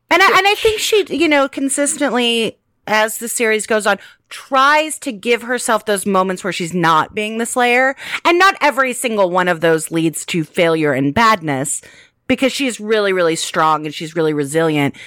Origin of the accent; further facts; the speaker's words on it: United States; I am an American